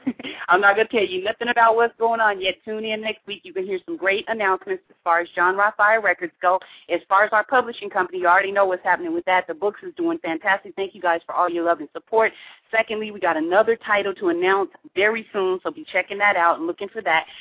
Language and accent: English; Pacific Northwest, United States; we're from the Pacific Northwest